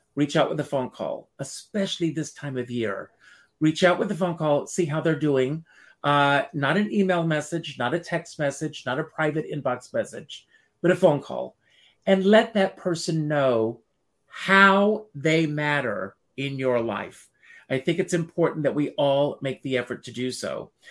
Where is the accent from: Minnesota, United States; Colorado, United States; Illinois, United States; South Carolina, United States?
South Carolina, United States; Myrtle Beach; i grew up in uh, south carolina